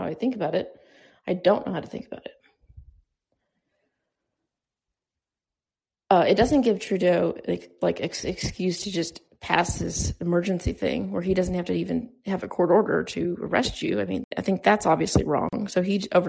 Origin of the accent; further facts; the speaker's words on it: United States; I'm an American